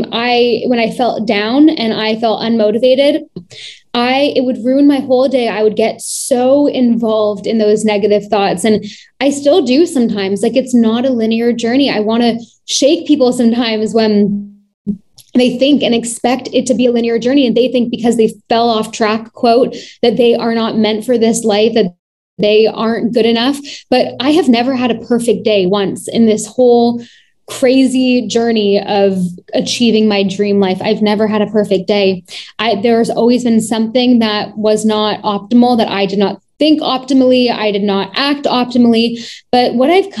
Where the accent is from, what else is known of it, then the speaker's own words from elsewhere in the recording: Toronto, Ontario, Canada; I was born and raised in Toronto.